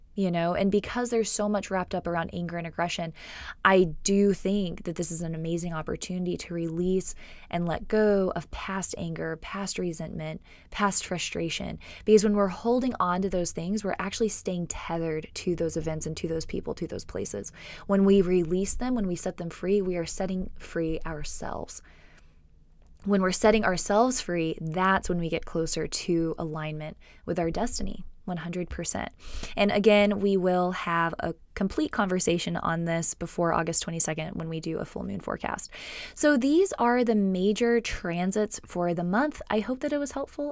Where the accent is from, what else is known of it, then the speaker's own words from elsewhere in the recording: Texas, United States; also born or lived in California; I grew up in Texas. I was born in California. I grew up in Texas